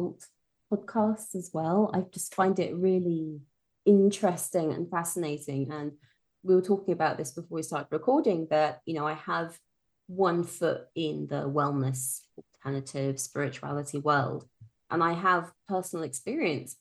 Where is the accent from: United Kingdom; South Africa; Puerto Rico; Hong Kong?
United Kingdom; moved away as an adult; now in Vienna, Austria; As you can tell from my accent, I'm from the UK. I grew up in Britain. At the moment, me and my husband, we live in Vienna, Austria